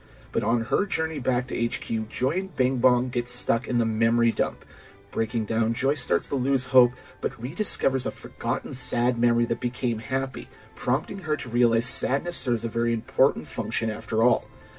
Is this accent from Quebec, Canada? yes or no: no; Saskatoon, Saskatchewan, Canada; from Saskatoon.